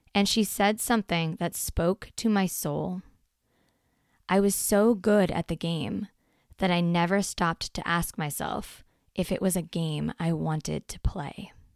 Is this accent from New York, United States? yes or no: no; Portland, Oregon, United States; Since fourth grade, when we moved to Portland from Southern Oregon